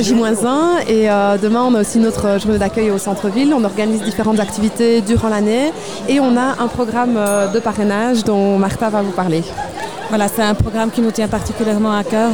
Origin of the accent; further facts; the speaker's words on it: Liège, Wallonia, Belgium; quand on est liégeois